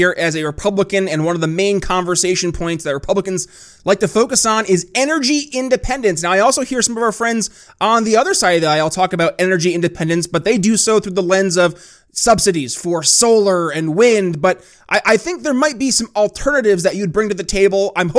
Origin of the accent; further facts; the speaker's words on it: New York, United States; my home state of New York